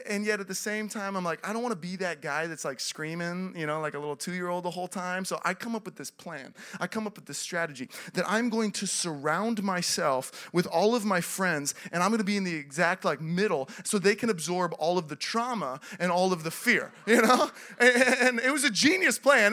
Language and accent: English; Seattle, Washington, United States; moved away as an adult; also born or lived in Los Angeles; I grew up in Seattle.